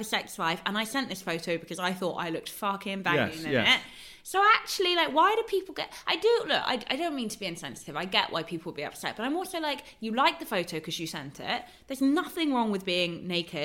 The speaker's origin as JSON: {"language": "English", "region": "London", "country": "United Kingdom", "said": "I'm a Londoner"}